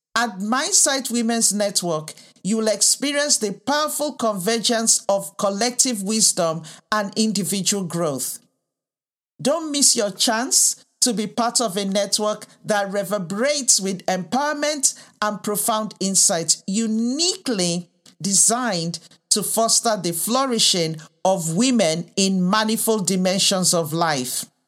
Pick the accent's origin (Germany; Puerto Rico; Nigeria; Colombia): Nigeria; moved away; also born or lived in United Kingdom; I was raised in the U K and also in Africa, in Nigeria